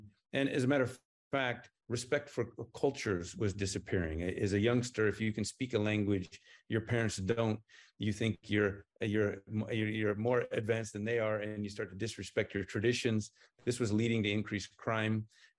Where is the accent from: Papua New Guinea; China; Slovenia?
Papua New Guinea; accent: American; moved away; also born or lived in United States; I was raised in Papua New Guinea, and then I was sent to the U.S. to become educated and civilized. Jury's still out on both. And along the way, I picked up an American accent.